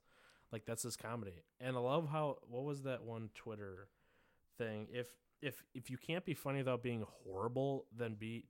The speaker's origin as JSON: {"language": "English", "country": "United States", "said": "and I'm an American."}